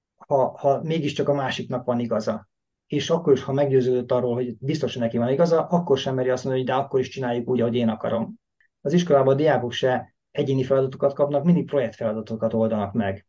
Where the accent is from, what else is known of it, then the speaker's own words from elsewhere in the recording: Hungary; moved away as an adult; now in Stockholm, Sweden; Svédországban ugye akár magyarok vagyunk, akár muszlim országból jöttünk, tök mindegy, mi akkor is elvileg idegen bevándorlók vagyunk